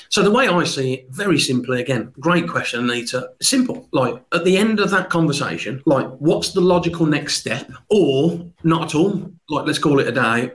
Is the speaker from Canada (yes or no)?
no; Birmingham, West Midlands, United Kingdom; never underestimate a Brummie